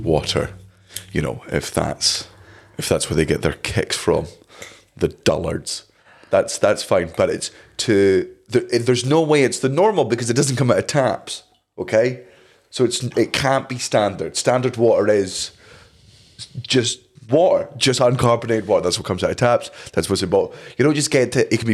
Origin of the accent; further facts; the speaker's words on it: Scotland, United Kingdom; as a Scotsman